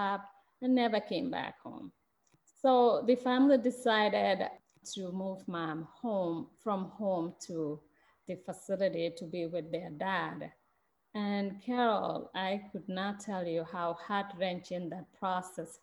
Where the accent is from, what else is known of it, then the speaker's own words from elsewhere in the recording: Gambia; moved away as an adult; now in Madison, United States; I'm from Gambia, and I, like you already mentioned, I've been here 20 years